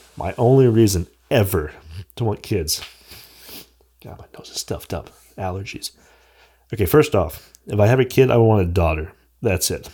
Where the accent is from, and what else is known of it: United States